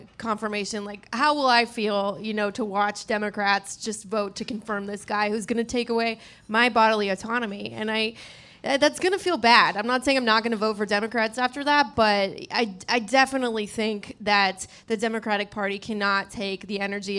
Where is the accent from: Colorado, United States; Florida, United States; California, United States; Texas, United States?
California, United States; Bay Area; I'm from the Bay Area